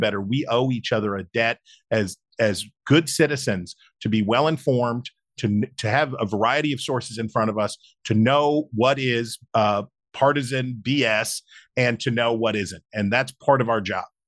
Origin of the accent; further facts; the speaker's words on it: West Virginia, United States; my home state of West Virginia